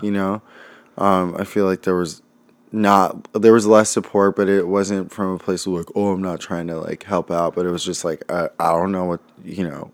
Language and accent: English; Los Angeles, California, United States; also born or lived in Santa Monica, California; now in Brooklyn, United States; In L